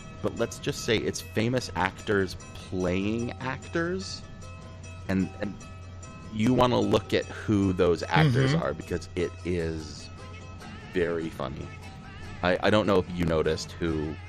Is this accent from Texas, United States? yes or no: yes; Texas, United States; my home state of Texas